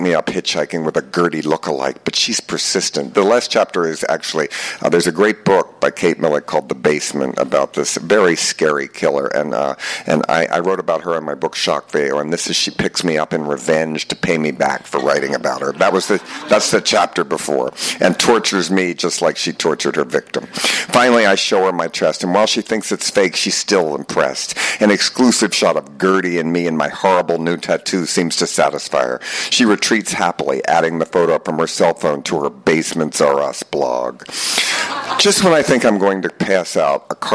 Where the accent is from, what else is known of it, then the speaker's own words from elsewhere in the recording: Baltimore, Maryland, United States; I'm here from Baltimore